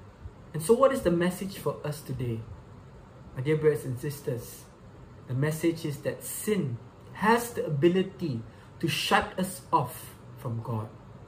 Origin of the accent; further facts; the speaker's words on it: Subang Jaya, Selangor, Malaysia; Once again, I'm from Subang Jaya, Malaysia.